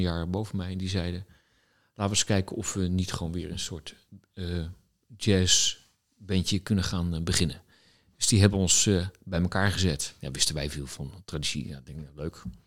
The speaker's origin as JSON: {"language": "Dutch", "town": "The Hague", "region": "South Holland", "country": "Netherlands", "tie": "born or raised there", "said": "Ik kom oorspronkelijk uit Den Haag. daar ben ik opgegroeid, op school gezeten."}